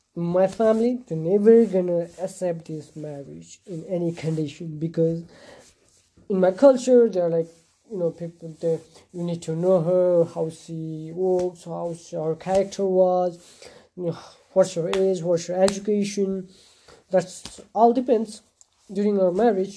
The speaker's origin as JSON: {"language": "English", "country": "Nepal", "said": "in my country, uh, I'm a Hindu Hindu culture, and I'm from Nepal"}